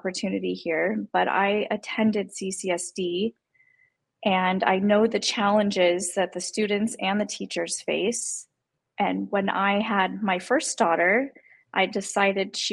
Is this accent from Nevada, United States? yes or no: yes; Las Vegas, Nevada, United States; I was born and raised in Las Vegas.